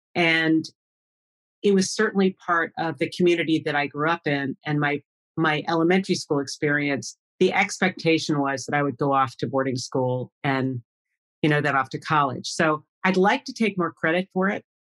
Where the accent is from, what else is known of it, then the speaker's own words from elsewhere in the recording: Long Island, New York, United States; I grew up on Long Island